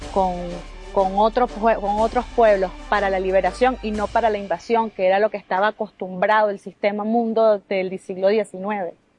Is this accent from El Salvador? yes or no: no; Peru; batallones de pueblo llegan a mi tierra